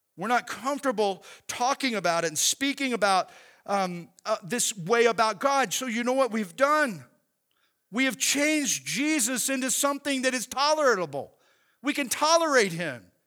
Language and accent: English; Oklahoma, United States; growing up in Oklahoma